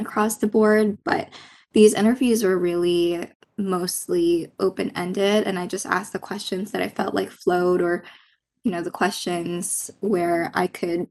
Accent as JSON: {"language": "English", "country": "Philippines", "tie": "born or raised there", "moved": "yes", "lives_now": "United States", "said": "I'm Filipino. I grew up in the Philippines and immigrated here to the United States"}